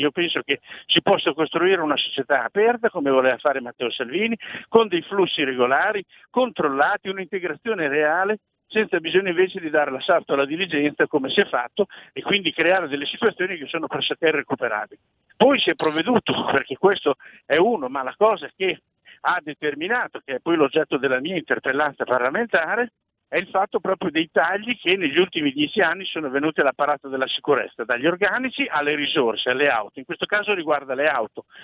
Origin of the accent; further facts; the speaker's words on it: Imola, Emilia-Romagna, Italy; also born or lived in Bologna / Ferrara; sono di Imola, quindi abito lì vicino